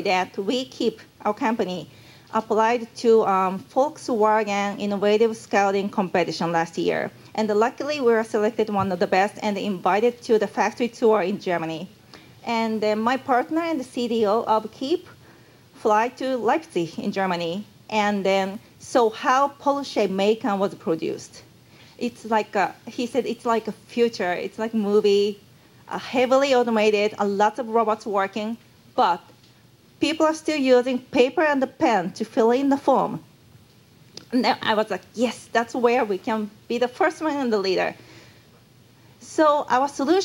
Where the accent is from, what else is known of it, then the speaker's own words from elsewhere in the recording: Japan; accent: Japanese; English is a second language; Maybe you found me Japanese from my accent.